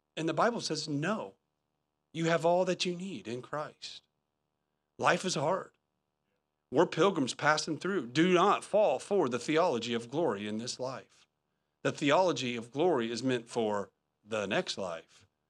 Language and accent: English; Indiana, United States; moved away; I'm from Indiana